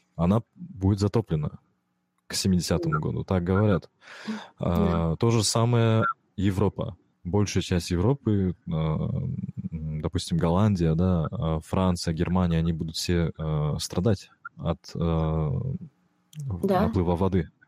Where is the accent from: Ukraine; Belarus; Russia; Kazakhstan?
Kazakhstan; я же из Казахстана, в Казахстане у нас тоже экстремальные холода бывают